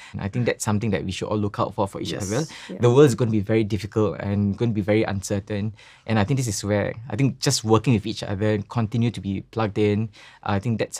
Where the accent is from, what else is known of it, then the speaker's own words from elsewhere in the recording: Singapore; Like, I'm from Singapore, you know, this is what I've learned, or like what I'm observing. Here's a little one pager that might help you in your product design. Please, like, this is a suggestion I have from coming from Southeast Asia.